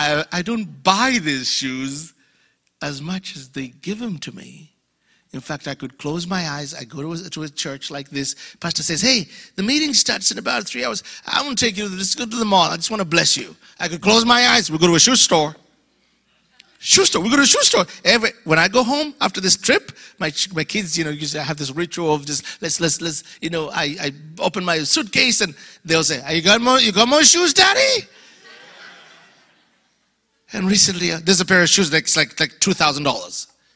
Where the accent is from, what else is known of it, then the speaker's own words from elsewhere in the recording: Louisiana, United States; I'm Cajun. We do this.